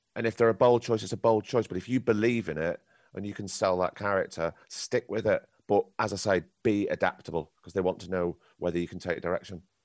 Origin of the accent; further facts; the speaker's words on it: Blackpool, North West England, United Kingdom; I grew up in Blackpool and in Lancashire.